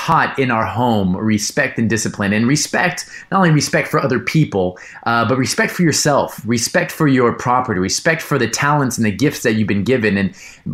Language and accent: English; Los Angeles, California, United States; born and raised in Los Angeles, California